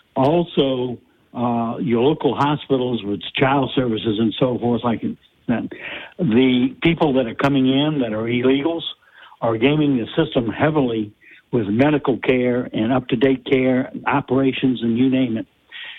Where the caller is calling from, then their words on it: Abbeville, Louisiana, United States; I'm calling from Abbeville.